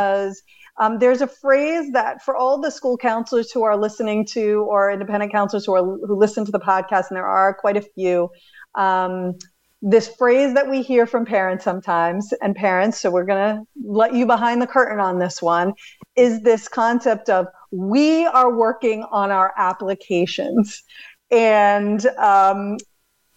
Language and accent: English; East Coast, United States; I grew up on the East Coast, on the coast